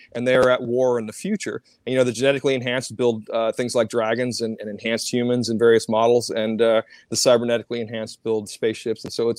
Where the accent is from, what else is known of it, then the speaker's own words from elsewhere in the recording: Minot, North Dakota, United States; born there; also born or lived in Cheyenne, Wyoming; I was born in Minot, North Dakota, at the military base.